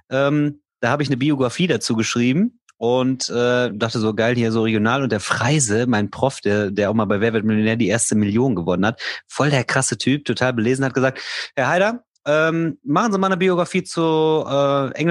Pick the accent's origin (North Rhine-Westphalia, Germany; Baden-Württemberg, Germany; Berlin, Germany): North Rhine-Westphalia, Germany; Ich komme aus dem Bergischen Land, da ist es automatisch, also äh